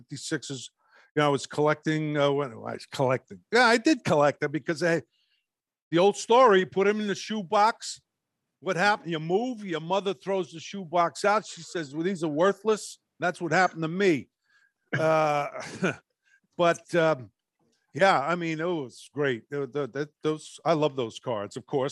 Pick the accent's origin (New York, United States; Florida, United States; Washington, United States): New York, United States; New York City; I was from Brooklyn